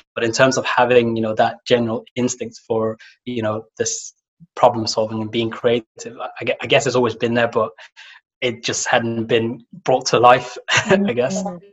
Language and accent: English; Somalia; moved away; I come from Somalia